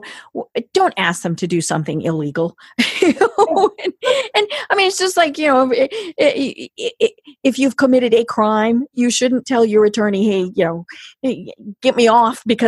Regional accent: Colorado, United States; I'm from Colorado

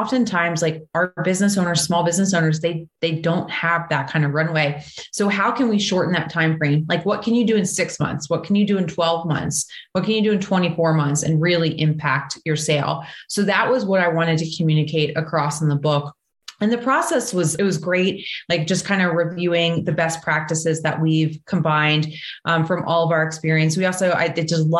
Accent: New Jersey, United States; I'm originally from New Jersey

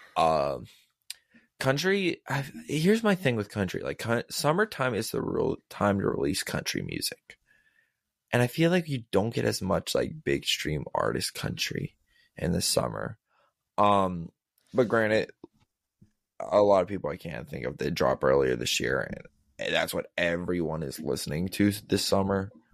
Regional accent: Pittsburgh, Pennsylvania, United States; we are from Pittsburgh

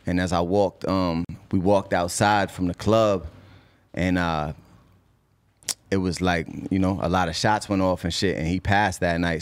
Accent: Cambridge, Massachusetts, United States; also born or lived in Boston; I love Boston. I'm born there. I went to school there. I have influence there. But I'm from Cambridge

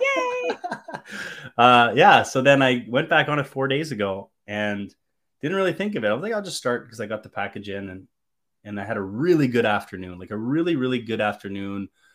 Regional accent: Canada; as a Canadian boy

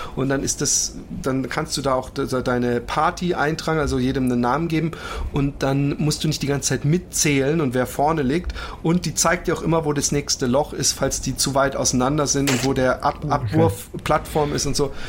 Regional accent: Germany; uns jetzt als Deutsche

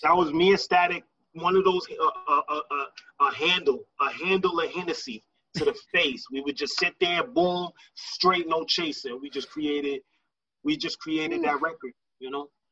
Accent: Lawrence, Massachusetts, United States; moved away; also born or lived in Boston, Massachusetts; I didn't grow I didn't grow up or I wasn't raised in Boston. Like a lot of people, they equate me to Boston, and, and I and I got love for Boston. I lived in Boston a, a lot a, a, a sizable portion of my life. But um, I'm originally from Lawrence, Massachusetts

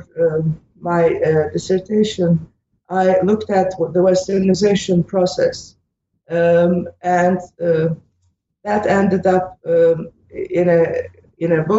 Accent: Istanbul, Turkey; English is a second language; moved away as an adult; also born or lived in Princeton, United States; now in Ann Arbor, United States; I was born and raised in Istanbul, Turkey

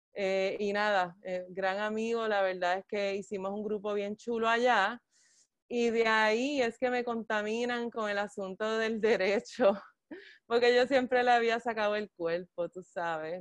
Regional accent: Bayamón, Puerto Rico; also born or lived in Ketchikan, Alaska; vine a Puerto Rico este, a los 10 meses de nacida y entonces me crió mi abuelita en, Bayamón, en la cuarta sección de Lomas Verdes. Este, y entonces, pues sí, allí crecí

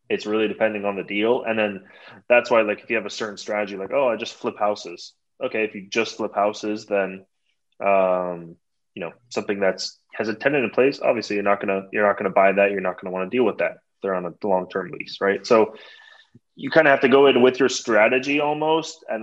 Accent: Toronto, Ontario, Canada; born there; moved away; also born or lived in San Francisco; Yeah, so we moved from Toronto, Canada. I was born there.

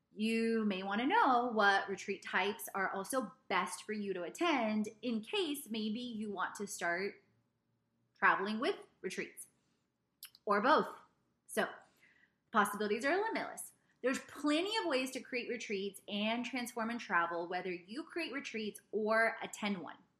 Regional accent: South Carolina, United States; also born or lived in Poland / Italy; We ended up in the United States just before I was two years old in South Carolina

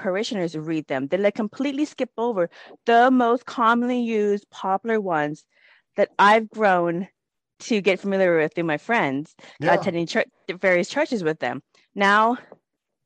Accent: United States; I grew up in the United States

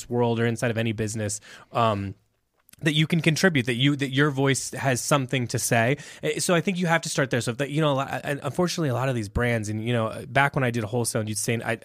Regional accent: Indiana, United States; moved away; I'm from Indiana originally

